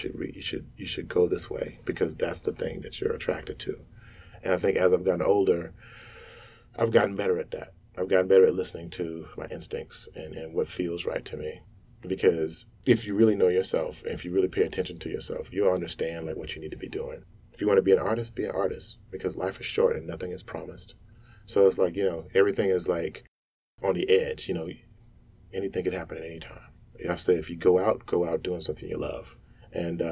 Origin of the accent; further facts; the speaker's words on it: the South, United States; I grew up in the South in the sticks, like, in the dark, in the woods